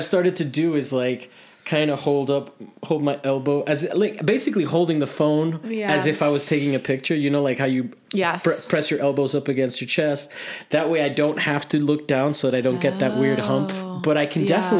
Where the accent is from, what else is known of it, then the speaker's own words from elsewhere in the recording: Miami, Florida, United States; I grew up in Miami